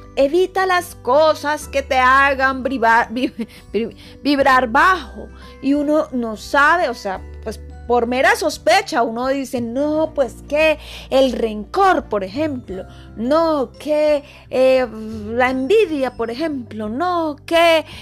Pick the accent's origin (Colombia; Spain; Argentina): Colombia; soy colombiana